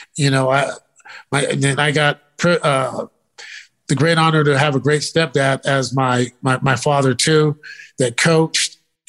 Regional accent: California, United States; the Giants and 49ers growing up in Northern California, those are our teams.

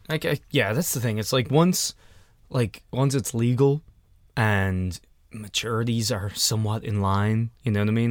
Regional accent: Ireland; I'm from Ireland

